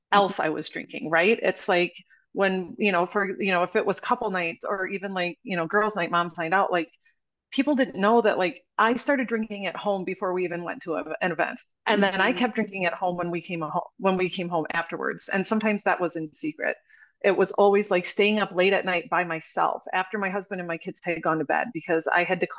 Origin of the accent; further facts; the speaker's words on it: Wisconsin, United States; I'm from Wisconsin. Like, we're raised on alcohol